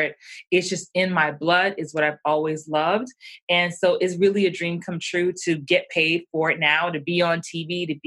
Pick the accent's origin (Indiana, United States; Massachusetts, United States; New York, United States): New York, United States; New York City; I'm from the Bronx, you know, by way of Jamaican and Bermudian roots, and grew up in New York.